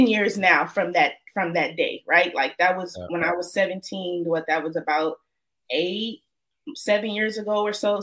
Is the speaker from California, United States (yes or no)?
yes; Oakland, California, United States; I'm from East Oakland, California